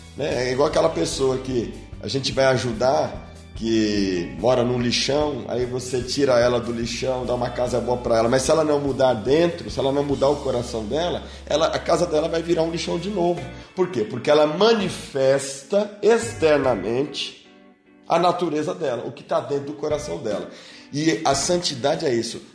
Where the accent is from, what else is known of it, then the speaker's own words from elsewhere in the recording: Brazil; Dentro do Brasil, eu não preciso dizer que eu sou brasileiro. O povo sabe que eu sou brasileiro